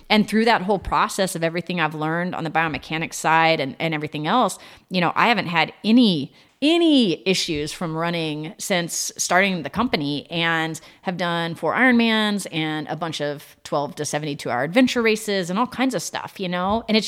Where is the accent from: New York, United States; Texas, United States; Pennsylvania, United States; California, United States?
Texas, United States; San Antonio; born there; come to Texas where my roots were, because I was born in San Antonio and my dad was down here.